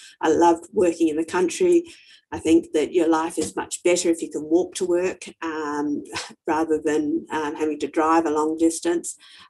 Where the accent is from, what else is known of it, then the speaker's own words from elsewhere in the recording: Australia; as an Australian